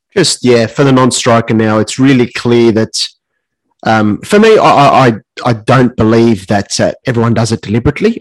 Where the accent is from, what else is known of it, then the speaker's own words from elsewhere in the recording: Australia; as an Aussie